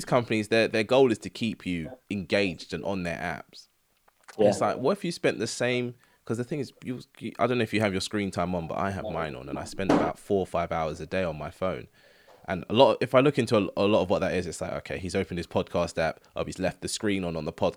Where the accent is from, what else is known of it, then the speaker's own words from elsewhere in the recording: England, United Kingdom; we're English people